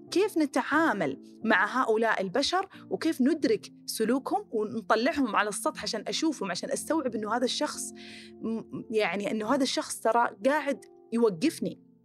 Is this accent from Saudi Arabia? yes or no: yes; Khobar / Dammam, Eastern Province, Saudi Arabia; moved away